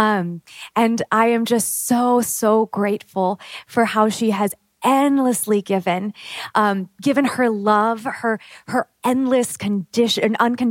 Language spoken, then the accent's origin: English; Pacific Northwest, United States; moved away as an adult; She still lives with my father in my hometown in the Pacific Northwest